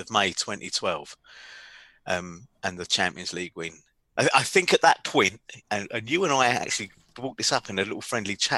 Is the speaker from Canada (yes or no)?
no; London, United Kingdom; I'm from London, right? I've got lots of mates in London, lots of relatives in London